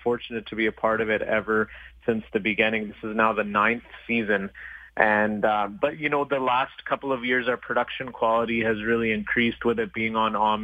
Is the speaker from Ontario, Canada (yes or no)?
no; Brooks, Alberta, Canada; also born or lived in Wetaskiwin, Alberta; I'm a through-and-through Albertan. After that, all of my grade school was in Brooks, Alberta